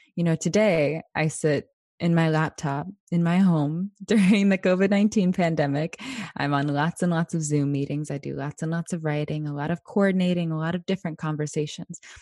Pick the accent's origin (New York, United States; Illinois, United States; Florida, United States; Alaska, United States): Alaska, United States; Anchorage; I was born and raised here in my Danny Ena homelands of Decha Yekak, otherwise known as Anchorage, Alaska